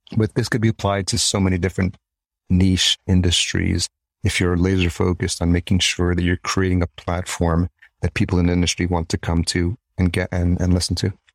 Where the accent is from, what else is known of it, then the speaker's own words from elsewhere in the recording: New York City, New York, United States; accent: New York; moved away as an adult; also born or lived in El Salvador / Yonkers; now in Minneapolis, United States; grew up in New York, just outside Yonkers, and then grew up in New York City